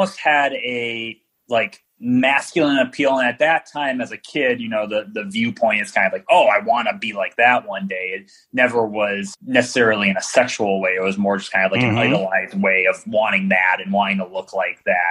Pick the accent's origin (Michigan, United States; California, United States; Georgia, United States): Michigan, United States; Detroit; I'm from Detroit. So D from the D